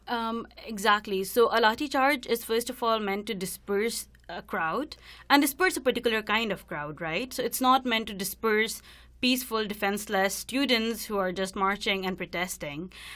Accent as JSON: {"language": "English", "country": "India", "moved": "as an adult", "lives_now": "Vancouver, Canada", "said": "I'm from India, and I'm in my first year of P H D program in social justice at the University of British Columbia."}